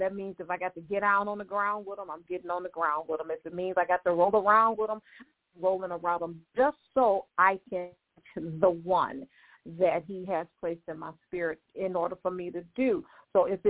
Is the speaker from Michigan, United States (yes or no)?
yes; Detroit, Michigan, United States; also born or lived in Lake Providence, Louisiana / Texas / Houston; I was born in Louisiana, Lake Providence, Louisiana, raised 85% of my life in Detroit, some in Louisiana and some in Texas